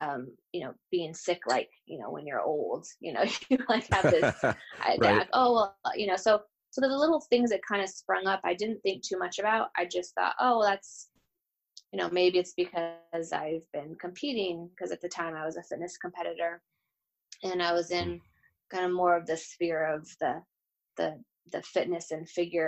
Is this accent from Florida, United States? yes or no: no; Bozeman, Montana, United States; also born or lived in Gilbert, Arizona / New York / Nashville, Tennessee; now in Los Angeles, United States; So I would say of all those places, I'm from Bozeman, Montana. I think that's where I really would consider the space and the place that I grew up in and really spent my formative years.